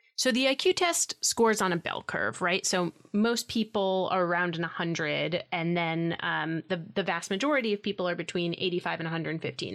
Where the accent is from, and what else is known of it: New York City, New York, United States; born or raised there